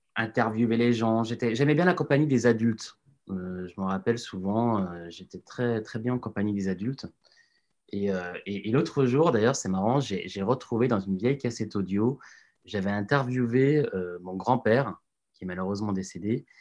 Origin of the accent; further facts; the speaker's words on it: Lyon, Auvergne-Rhône-Alpes, France; moved away as an adult; also born or lived in Annecy; now in Paris, France; J'ai grandi à Lyon mais euh, mes parents étant restés à Annecy